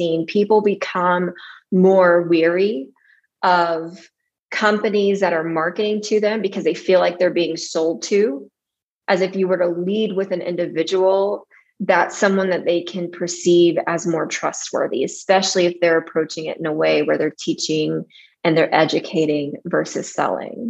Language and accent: English; Odessa, Texas, United States; moved away as an adult; also born or lived in Austin, Texas; growing up in Odessa in West Texas